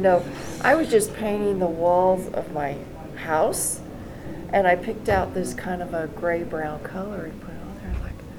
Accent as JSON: {"language": "English", "region": "Missouri", "country": "United States", "tie": "born or raised there", "also_born_or_lived": "California", "moved": "as an adult", "said": "I was born in California, but then my dad moved me to the Midwest, Missouri."}